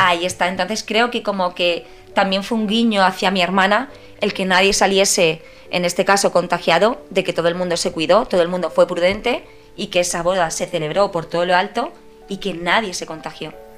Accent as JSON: {"language": "Spanish", "town": "Madrid", "region": "Community of Madrid", "country": "Spain", "tie": "born or raised there", "also_born_or_lived": "Padul, Granada", "said": "tendría pues entre 14 y 16 años como muchísimo. Y aquí en Madrid mis padres no me dejaban salir"}